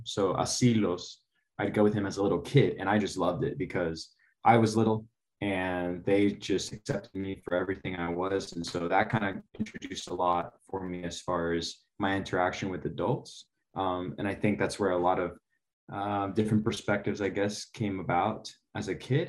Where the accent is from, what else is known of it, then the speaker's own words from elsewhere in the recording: Arizona, United States; also born or lived in Nogales, Sonora; my childhood started um, here in Arizona. So I'm still in Arizona.